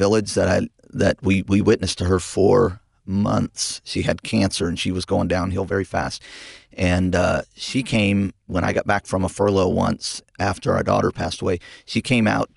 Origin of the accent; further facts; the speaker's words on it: Visalia, California, United States; was raised in a pastor's home out in California. My dad started our church about 44 years ago. He's still pastoring that church, Sequoia Baptist Church in Visalia, California.